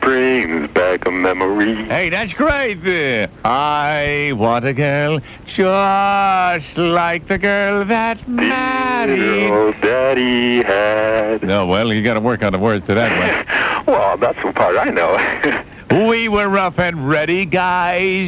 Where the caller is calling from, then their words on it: San Diego, California, United States; I'm calling from La Jolla.